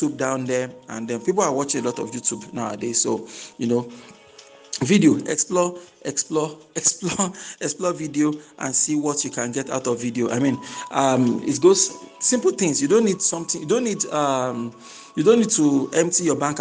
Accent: Nigeria

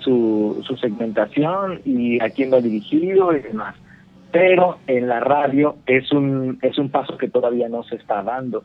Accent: Mexico; now in Cancún, Mexico; nací en Martínez, pero vivía, vivíamos los primeros, los primeros 12 años vivimos en un pueblo muy cercano a Martínez

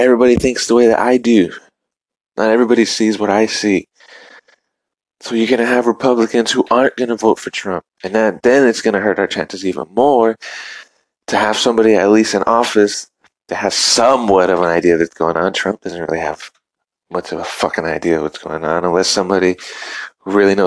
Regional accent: United States; as American people and individuals

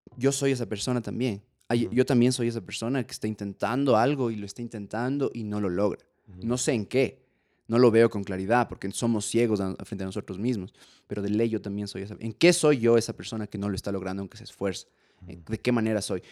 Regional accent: Ecuador; yo soy ecuatoriano también

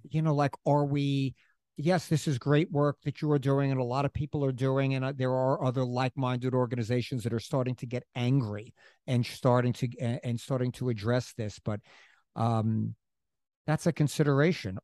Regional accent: New York City, New York, United States; now in Springs, United States; we're from Queens.

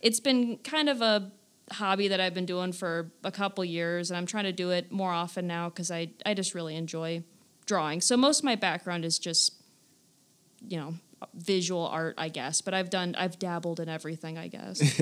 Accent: Stark County, Northeast Ohio, United States; I'm from this area, you know, born and raised in Stark County, went to Kent State University, so I am just Northeast Ohio through and through.

